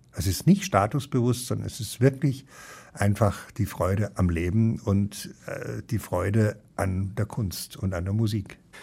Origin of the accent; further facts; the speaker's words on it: Munich, Bavaria, Germany; moved away as an adult; also born or lived in Dießen am Ammersee / Cologne; now in Ruhr, Germany; Ich bin in München aufgewachsen